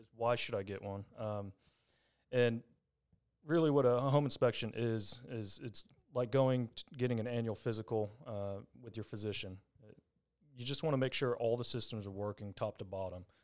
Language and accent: English; Longview, Texas, United States; I'm from Longview, born and raised